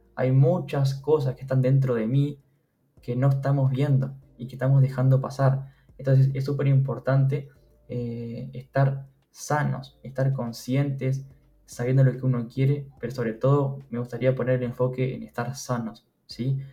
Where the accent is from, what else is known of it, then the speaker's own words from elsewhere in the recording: Uruguay; tengo 22 años, soy de Uruguay